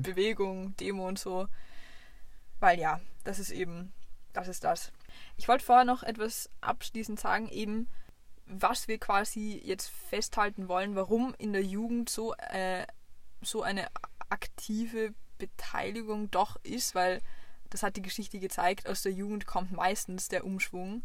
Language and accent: German; Vienna, Austria; eindeutig als Wienerin